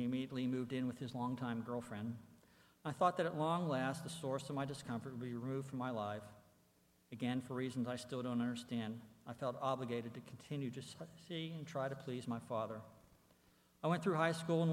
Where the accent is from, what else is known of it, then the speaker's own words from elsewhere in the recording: Pittsburgh, Pennsylvania, United States; I was born and raised in Pittsburgh, Pennsylvania